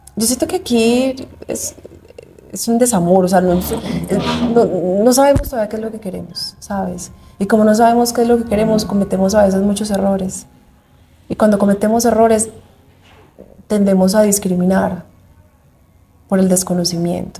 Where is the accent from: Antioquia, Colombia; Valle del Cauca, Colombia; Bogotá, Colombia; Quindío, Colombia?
Antioquia, Colombia; Medellín; Yo soy paisa de Medellín